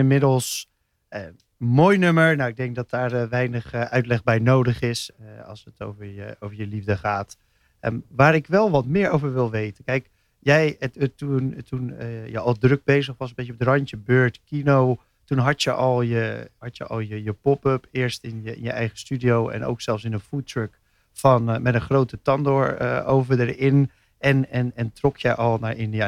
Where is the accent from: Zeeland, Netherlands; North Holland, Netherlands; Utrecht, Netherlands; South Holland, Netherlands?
South Holland, Netherlands; Rotterdam; als echte Rotterdammer